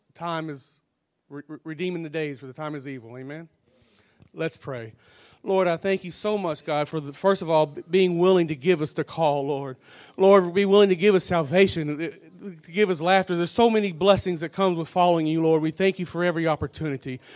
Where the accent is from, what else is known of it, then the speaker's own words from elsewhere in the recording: United States; I grew up in Dollaway down the road